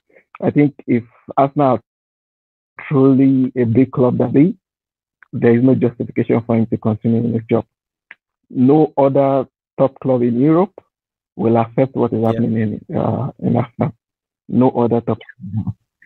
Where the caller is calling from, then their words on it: Qatar; I'm joining from Qatar.